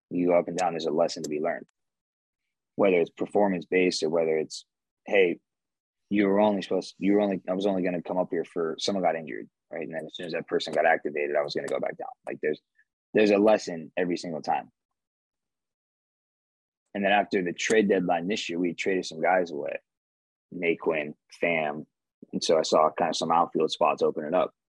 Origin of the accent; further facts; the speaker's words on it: Nevada, United States; and I'm from Nevada, and and I'm here mixed with this group